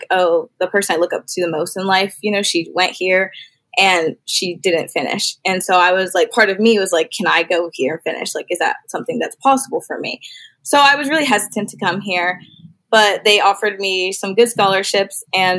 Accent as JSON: {"language": "English", "town": "Salem", "region": "Ohio", "country": "United States", "said": "I'm from Salem, Ohio, which is only like 45 minutes away from Kent. And I'm first generation college student."}